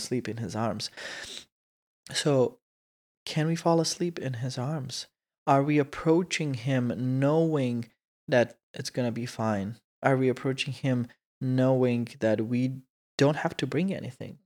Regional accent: Croatia; English is a second language; moved away; we say it in Croatian

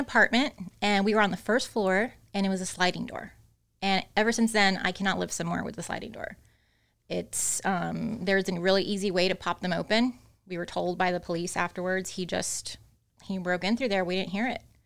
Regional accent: Austin, Texas, United States; also born or lived in Corpus Christi, Texas; I was born in Corpus Christi, but I was raised in Austin

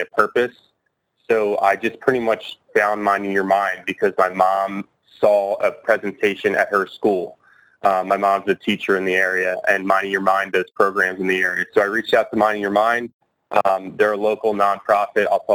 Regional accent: Drexel Hill, Pennsylvania, United States; I grew up in Drexel Hill, Pennsylvania.

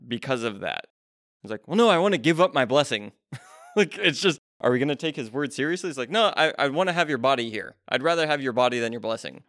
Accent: United States; being an American in twenty twenty-three

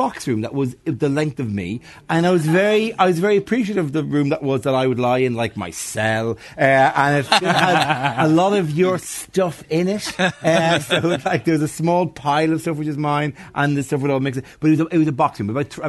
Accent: Bray, Ireland; I'm from Bray.

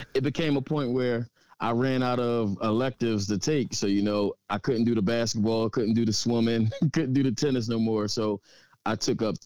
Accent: Philadelphia, Pennsylvania, United States; also born or lived in Frankford, Philadelphia; born and raised in West Philadelphia.

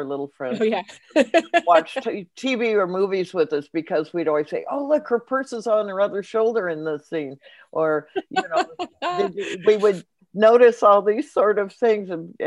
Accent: Los Angeles, California, United States; I grew up in Los Angeles, which is not far from Hollywood.

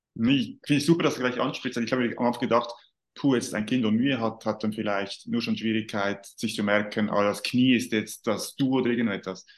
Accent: Switzerland; Bei uns in der Schweiz

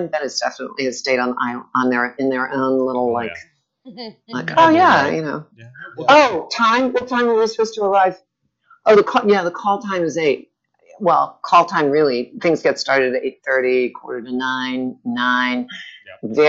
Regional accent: New Orleans, Louisiana, United States; now in Florida, United States; I'm from New Orleans originally. New Orleans. Born and raised.

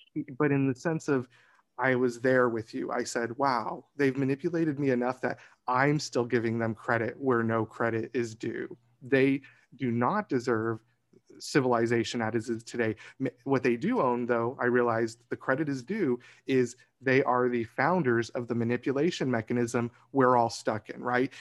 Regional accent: Arizona, United States; I grew up in Arizona as well

